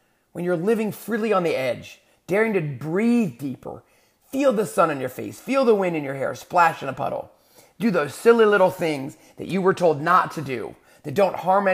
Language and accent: English; San Antonio, Texas, United States; moved away; So I grew up in, part of my life, I grew up in San Antonio, Texas.